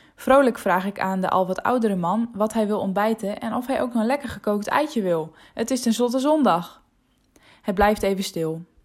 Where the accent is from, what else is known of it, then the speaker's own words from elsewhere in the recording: Friesland, Netherlands; first language West Frisian; Dutch is a second language; in mijn moedertaal